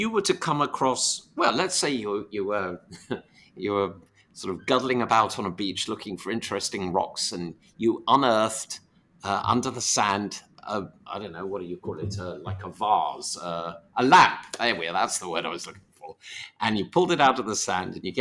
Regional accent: London, United Kingdom; moved away as an adult; now in United States; in my hometown of London

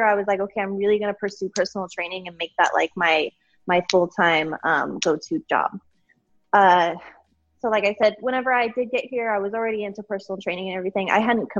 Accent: Colorado, United States; moved away as an adult; now in McAllen, United States; I am from Colorado. I live in Texas now

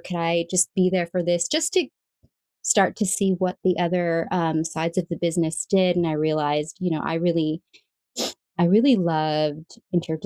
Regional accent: California, United States; I grew up in California

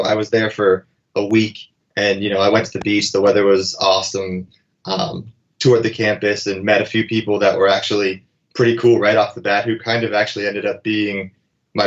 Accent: Erie, Pennsylvania, United States; moved away as an adult; also born or lived in Los Angeles / New York; a small town kid from Erie

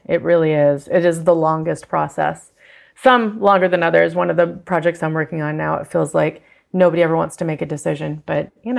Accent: Fargo, North Dakota, United States; And I'm from Fargo and I had the accent.

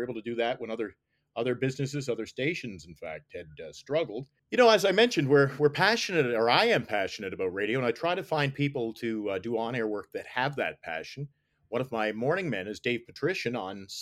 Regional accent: Nova Scotia, Canada; now in Iqaluit, Canada; growing up in Nova Scotia

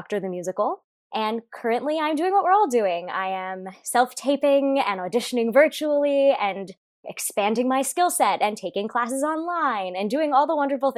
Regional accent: Winnipeg, Manitoba, Canada; moved away as an adult; also born or lived in Boston; now in New York City, United States; I was born and raised in Winnipeg, Canada, where I am currently chilling. But I'm usually Manhattan-based

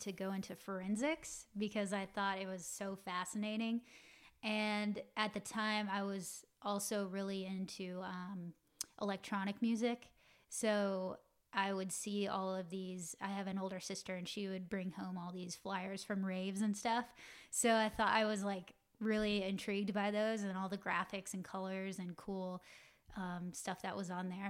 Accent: Roswell, Georgia, United States; moved away as an adult; now in Los Angeles, United States; I'm from Atlanta, Georgia. Um, in particular, a little suburb town called Roswell. And, um, yeah, just your typical, um, you know, family growing up in the South

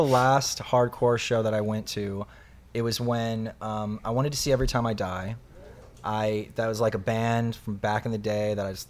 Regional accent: Birmingham, Alabama, United States; moved away; I'm originally from Birmingham, Alabama.

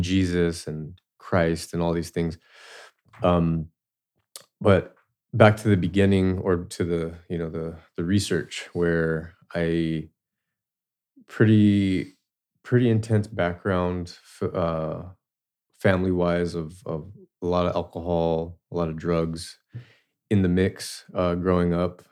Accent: Southern California, United States; I grew up in Southern California. Uh, my house was not too far from the border of Tijuana

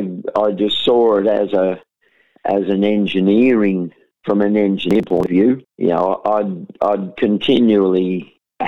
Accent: St Arnaud, Victoria, Australia; also born or lived in Melbourne; born and raised in St Arnold, Central Victoria

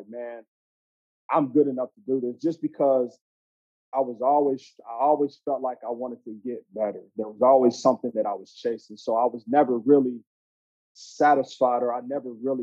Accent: Andrews, Texas, United States; moved away as an adult; also born or lived in Madison, Wisconsin; Andrews is a small West Texas town, probably about 10,000 people. So I was born and raised there

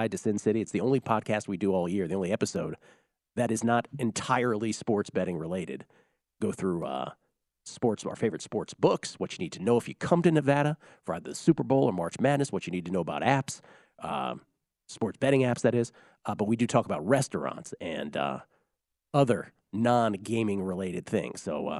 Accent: Canada; I might be a bit biased as a Canadian

